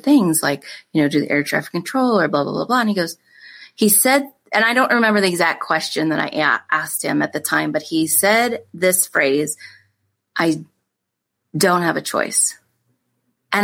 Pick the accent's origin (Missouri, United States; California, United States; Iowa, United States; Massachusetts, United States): Iowa, United States; we grew up in Iowa on a farm